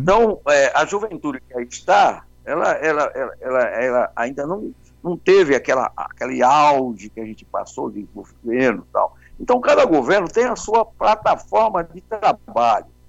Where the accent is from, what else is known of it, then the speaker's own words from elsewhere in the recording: São Paulo, Brazil; nasci no Bexiga, na maternidade de São Paulo, vou para o Jabaquara, fico lá até uns sete anos, né? É, até nove anos, em 59